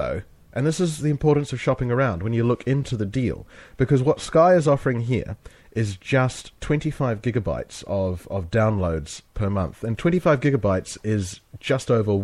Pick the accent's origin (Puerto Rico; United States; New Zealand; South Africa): New Zealand; now in London, United Kingdom; We're both from New Zealand